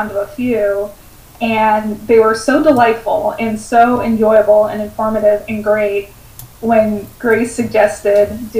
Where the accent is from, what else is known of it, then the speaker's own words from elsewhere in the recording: West Coast, United States; I am from the West Coast